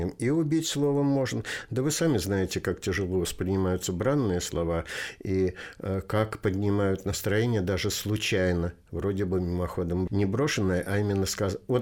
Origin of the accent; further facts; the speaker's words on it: Saratov Oblast, Russia; also born or lived in Tolyatti / Kaliningrad; now in Lipetsk, Russia; Родом я из Куйбышевской области, город Ставрополь, который сейчас называется Тольятти. Потом закончил школу тоже на Волге, но уже в Саратовской области. Потом университет в Калининграде